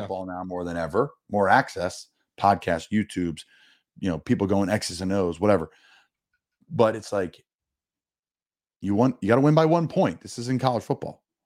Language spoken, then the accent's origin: English; Philadelphia, Pennsylvania, United States; I'm from Philly